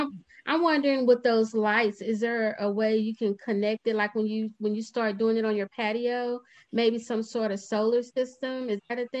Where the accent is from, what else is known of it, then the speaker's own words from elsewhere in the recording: Dallas, Texas, United States; I'm from Dallas, so it's just a two-hour trip for me.